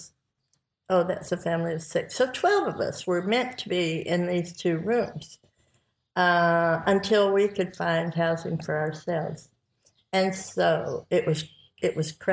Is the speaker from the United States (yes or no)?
yes; Daylight, Tennessee, United States; also born or lived in Texas; My family lived in Texas until I was 5 years old. And then we moved to Tennessee